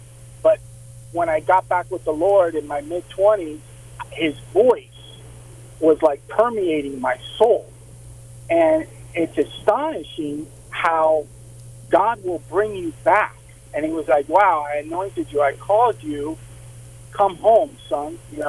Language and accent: English; Miami, Florida, United States; moved away as an adult; now in Huntsville, United States; I grew up in Miami.